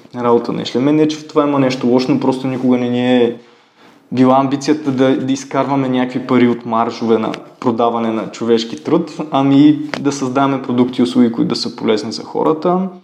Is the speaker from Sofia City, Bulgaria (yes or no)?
no; Ruse, Ruse Province, Bulgaria; ходих по разни школи в Русе, откъдето съм родом